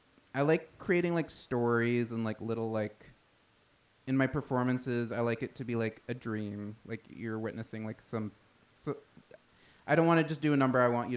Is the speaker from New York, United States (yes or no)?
yes; Massapequa, New York, United States; I'm from Long Island, the town of Massapequa.